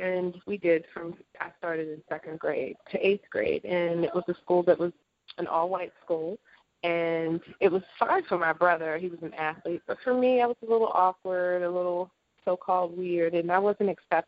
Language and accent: English; Baltimore, Maryland, United States; moved away as an adult; also born or lived in Europe / Japan; I was raised in Baltimore